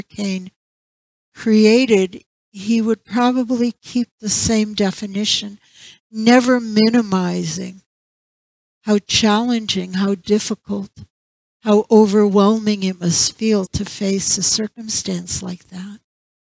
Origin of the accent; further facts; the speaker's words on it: St. Petersburg, Florida, United States; moved away; St. Petersburg, and that was my hometown for many, many years